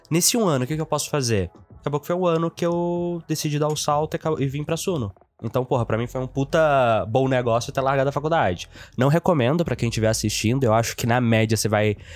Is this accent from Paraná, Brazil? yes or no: no; Itabirito, Minas Gerais, Brazil; also born or lived in Teófilo Otoni; Cara, eu nasci numa cidade chamada Teoflotone, no norte de Minas.